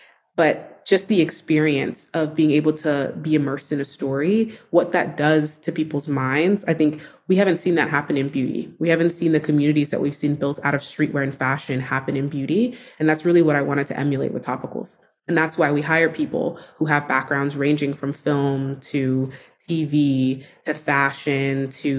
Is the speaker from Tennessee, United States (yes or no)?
no; Texas, United States; I didn't know you could be a beauty editor when I was growing up in Texas.